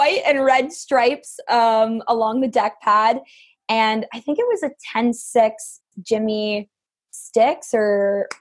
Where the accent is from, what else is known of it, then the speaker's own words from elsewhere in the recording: Welland, Ontario, Canada; I'm from Welland, Ontario, Canada. So I'm born and raised in the heart of the Niagara region